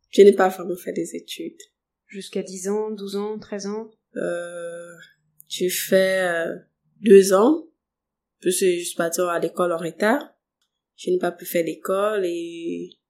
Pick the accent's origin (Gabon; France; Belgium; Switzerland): Gabon; Moanda, Haut-Ogooué; on a tellement déménagé, on était au Fumier, Mukaba, euh, Montagne 5.